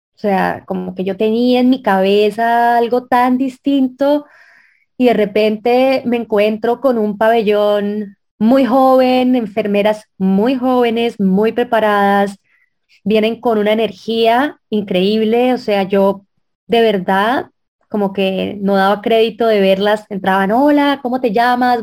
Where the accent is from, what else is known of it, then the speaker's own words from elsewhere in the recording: Colombia; yo soy colombiana